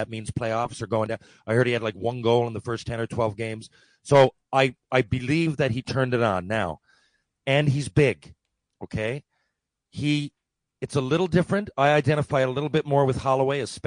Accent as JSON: {"language": "English", "town": "Mount Pearl", "region": "Newfoundland and Labrador", "country": "Canada", "tie": "born or raised there", "said": "we still live in Mount Pearl, my hometown here"}